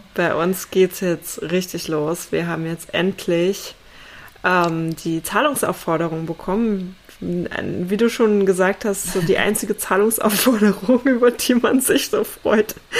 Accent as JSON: {"language": "German", "region": "East Germany", "country": "Germany", "tie": "born or raised there", "said": "ich bin ja in, in Ostdeutschland aufgewachsen, ne? ehemalige DDR"}